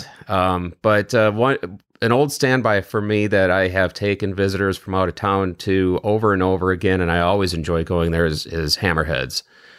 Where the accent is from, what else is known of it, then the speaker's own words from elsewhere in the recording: Wisconsin, United States; also born or lived in Michigan's Upper Peninsula; I grew up in Western Wisconsin, and then I spent 7 years way in the northern part of Michigan's Upper Peninsula.